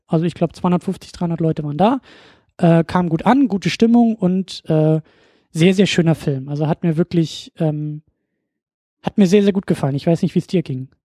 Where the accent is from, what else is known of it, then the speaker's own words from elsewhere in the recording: North Sea coast, Germany; an einem kleinen Ort an der Nordseeküste, ne, da wo ich herkomme